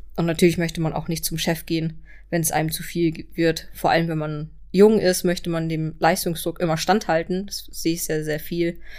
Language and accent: German; Kiel, Schleswig-Holstein, Germany; ich komme hier aus Kiel